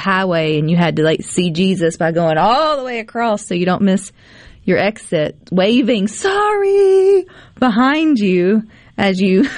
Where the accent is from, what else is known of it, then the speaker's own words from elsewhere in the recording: Mississippi, United States; I'm from Mississippi